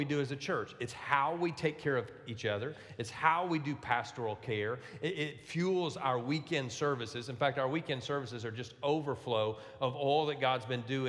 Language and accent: English; Louisiana, United States; I'm from Louisiana